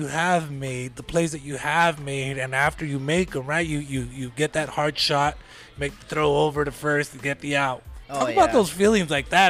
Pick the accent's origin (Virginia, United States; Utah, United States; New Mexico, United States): New Mexico, United States; Lordsburg; now in Las Cruces, United States; I grew up in Lordsburg. You know, it kind of tighter knit, you know, small town people.